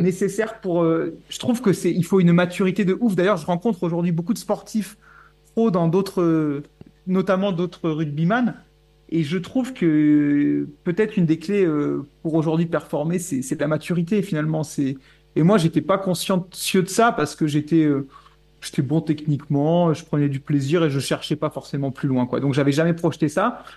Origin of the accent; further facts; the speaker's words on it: Bourges, Centre-Val de Loire, France; moved away; je viens de Bourges à la base